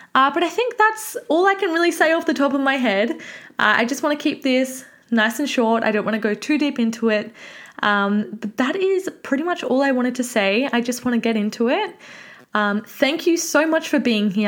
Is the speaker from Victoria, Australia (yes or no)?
yes; Mornington Peninsula, Victoria, Australia; I am from the Mornington Peninsula